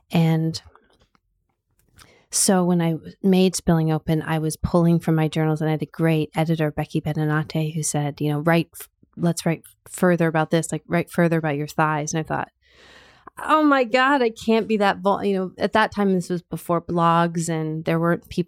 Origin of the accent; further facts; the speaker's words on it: California, United States; also born or lived in Canada; I was born in Canada. My family moved to California when I was uh, about nine, eight or nine.